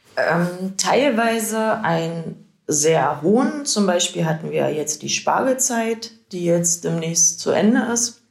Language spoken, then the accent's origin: German; Lindhorst, Germany; now in Colbitz, Germany; Ich komme ursprünglich aus Lindhorst und wohne zurzeit